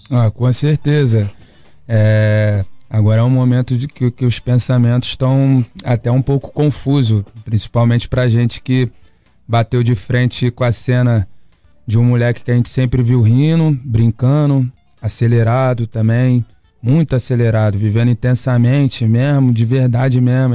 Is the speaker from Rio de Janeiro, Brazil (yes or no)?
yes; Niterói, Rio de Janeiro, Brazil; eu venho de Niterói, pô, até de uma área que tem praia também, mas era um pouquinho afastado do centro de tudo